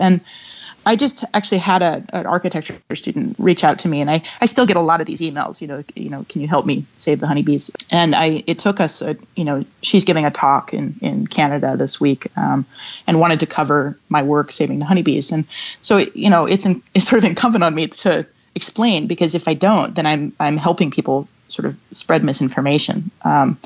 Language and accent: English; Seattle, Washington, United States; moved away as an adult; also born or lived in New York City; I moved to my hometown to begin working on the first project from New York City to Seattle